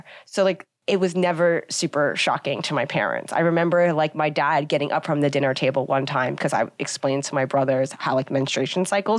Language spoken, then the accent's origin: English; Long Island, New York, United States; From Long Island originally.